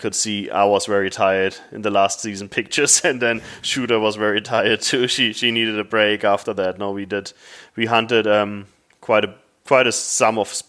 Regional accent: Germany; accent: German; English is a second language; moved away as an adult; also born or lived in Central Europe / Africa; now in United States; but I'm originally from Germany. That's where the accent is from, so I want to get that out of the way first, because most people ask. And I've been here since a little over 10 years now. I used to live in Central Europe quite a bit

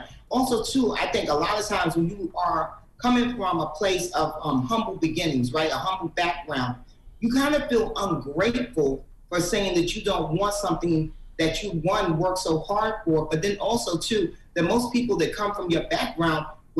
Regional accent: Harlem, New York, United States; Because, you know, I'm from Harlem. I'm from 150th Street and 8th Avenue.

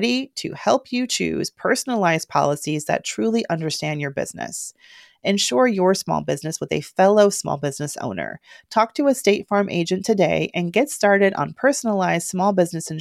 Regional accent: Georgia, United States; I'm from Georgia

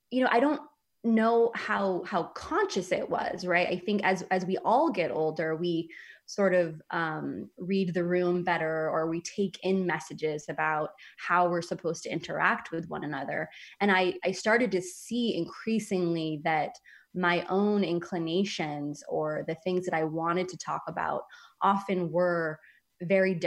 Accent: San Francisco, California, United States; moved away; I grew up in San Francisco

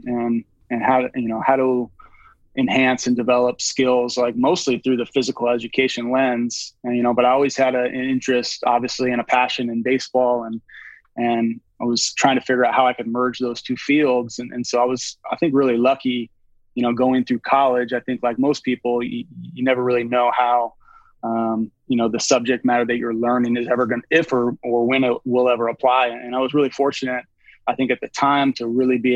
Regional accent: Roslyn, Washington, United States; I grew up in a really small town named Roslyn, Washington. It's about 90 minutes east of Seattle

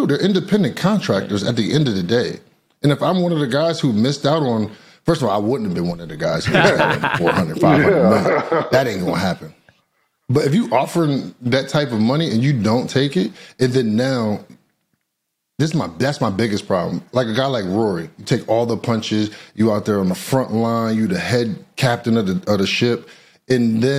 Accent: United States; I'm American

